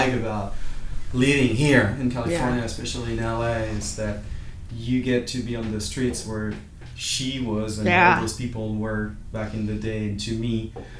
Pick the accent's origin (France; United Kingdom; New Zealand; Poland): France; Dijon, Bourgogne-Franche-Comté; moved away; my hometown in Dijon, France.